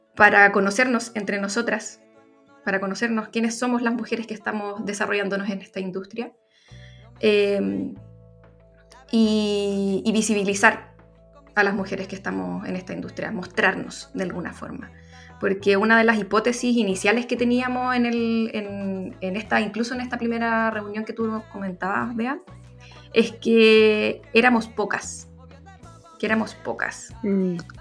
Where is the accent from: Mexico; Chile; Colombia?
Chile; nuestra relación como mujeres chilenas